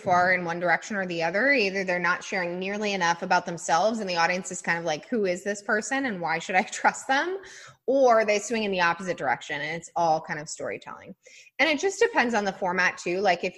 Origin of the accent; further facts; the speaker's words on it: Colorado, United States; I grew up in Colorado